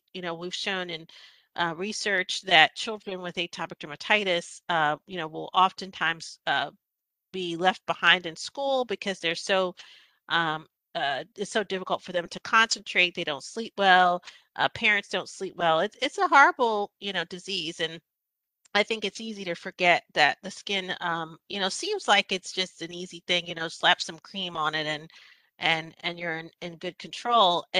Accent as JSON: {"language": "English", "town": "Philadelphia", "region": "Pennsylvania", "country": "United States", "tie": "born or raised there", "also_born_or_lived": "Michigan", "moved": "as an adult", "lives_now": "Winston-Salem, United States", "said": "I'm a kid from Philadelphia, Pennsylvania. Grew up in North Philadelphia."}